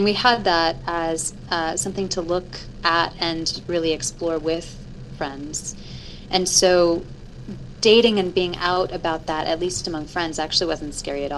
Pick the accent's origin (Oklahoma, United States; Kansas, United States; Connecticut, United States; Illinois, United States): Illinois, United States; moved away; I'm originally from Illinois